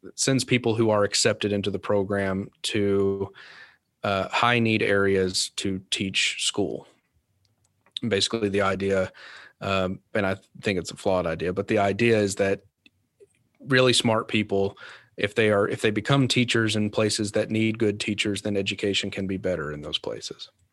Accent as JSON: {"language": "English", "region": "Kentucky", "country": "United States", "tie": "born or raised there", "lives_now": "Louisville, United States", "said": "my stepdad was a volunteer firefighter in my hometown in Kentucky"}